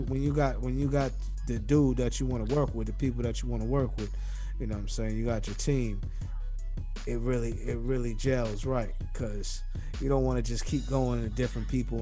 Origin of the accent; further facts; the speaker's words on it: New York, United States; moved away; also born or lived in Florida; Know I'm from New York.